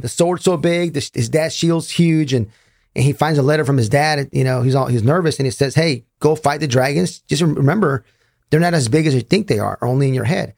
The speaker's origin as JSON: {"language": "English", "town": "Raleigh", "region": "North Carolina", "country": "United States", "said": "I'm from Raleigh, North Carolina"}